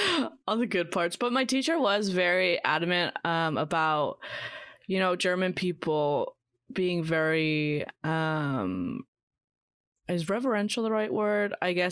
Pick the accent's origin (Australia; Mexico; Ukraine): Mexico; I am Mexican American, so I have two countries, dual citizenship. I am proud of being Mexican, but in Mexico, it's more about being proud of your culture.